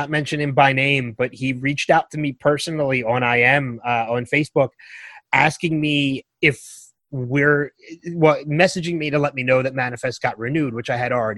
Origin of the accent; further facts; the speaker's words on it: Philadelphia, Pennsylvania, United States; I was from Philly